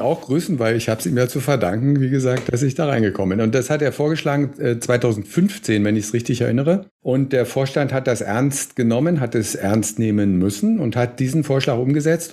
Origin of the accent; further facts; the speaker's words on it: Berlin, Germany; bin aus dem Beitrittsgebiet